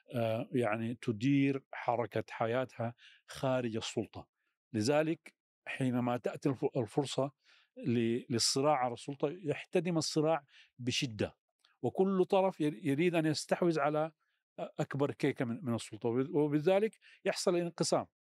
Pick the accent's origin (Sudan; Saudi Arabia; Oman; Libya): Sudan; في الشمال آه، الشرقي عندنا في السودان